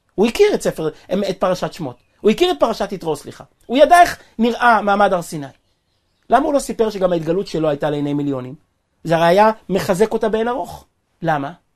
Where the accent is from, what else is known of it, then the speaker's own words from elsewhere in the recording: Kfar Chabad, Central District, Israel; אני נולדתי וגדלתי בכפר חב"ד